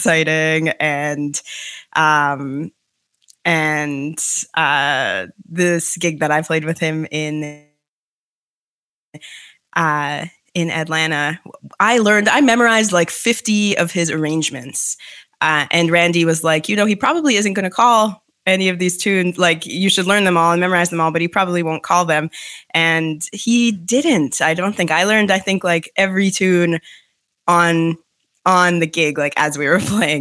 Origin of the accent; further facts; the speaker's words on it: Winnipeg, Manitoba, Canada; moved away as an adult; also born or lived in Michigan / New York / Toronto; I'm from Winnipeg, Manitoba, Canada, which is central Canada, originally